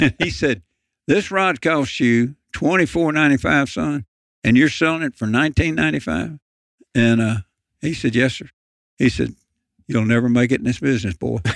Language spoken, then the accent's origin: English; Lynchburg, Tennessee, United States; also born or lived in Memphis, Tennessee; growing up in Lynchburg, Tennessee